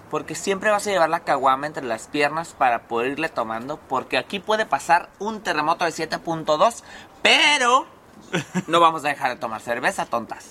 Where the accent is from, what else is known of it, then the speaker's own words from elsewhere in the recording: Mexicali, Baja California, Mexico; Mexicali es un hoyo y básicamente aquí, literal, somos una olla de presión.